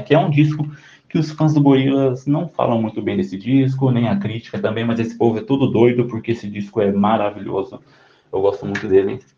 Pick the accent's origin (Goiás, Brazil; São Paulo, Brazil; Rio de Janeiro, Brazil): São Paulo, Brazil; eu tenho 27 anos e eu sou de São Paulo